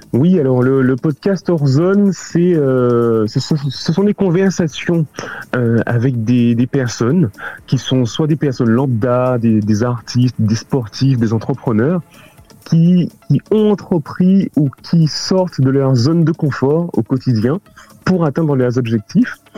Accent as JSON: {"language": "French", "town": "Paris", "region": "Île-de-France", "country": "France", "tie": "born or raised there", "also_born_or_lived": "Canada / London / Hong Kong", "moved": "as an adult", "said": "je suis parisien et je, suis plus parisien que français"}